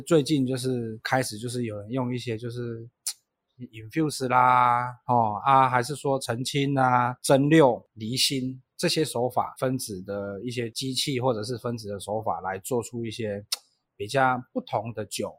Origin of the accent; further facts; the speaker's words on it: Taiwan; also born or lived in Japan; 毕竟我台湾人